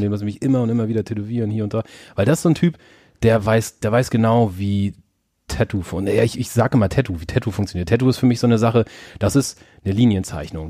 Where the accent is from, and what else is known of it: Germany; moved away